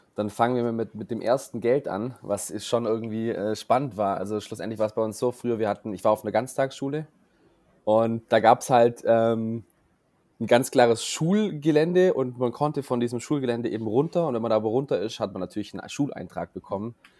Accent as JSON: {"language": "German", "town": "Wangen im Allgäu", "region": "Baden-Württemberg", "country": "Germany", "said": "ich komme ja hier aus Wangen im Allgäu"}